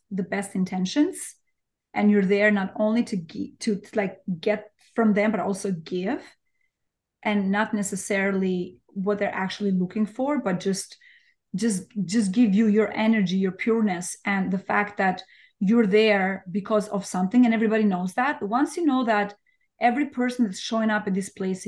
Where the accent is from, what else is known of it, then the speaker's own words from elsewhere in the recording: Albania; English is a second language; moved away as an adult; now in New York, United States; I'm from Albania. Like, I was born and raised in Albania. I moved to New York over 20 years ago.